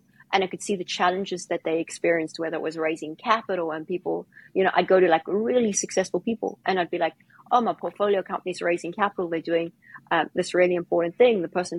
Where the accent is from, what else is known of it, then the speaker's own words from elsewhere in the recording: South Africa; I was involved in crypto for a long time because I came from South Africa.